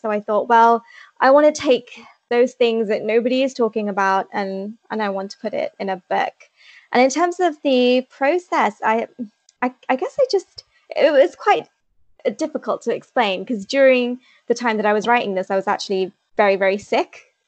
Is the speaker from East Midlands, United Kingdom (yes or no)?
yes; Leicester, East Midlands, United Kingdom; I'm from Leicester in the UK.